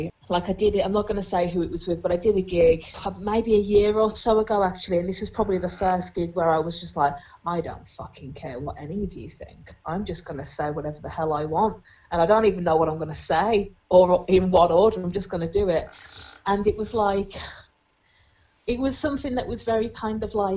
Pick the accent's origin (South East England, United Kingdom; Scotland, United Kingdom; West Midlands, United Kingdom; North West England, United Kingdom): West Midlands, United Kingdom; Black Country; accent: Black Country; moved away; I've got a really cracking black country accent, it's really strong at the minute because I've been back at home for like the last week and a half or so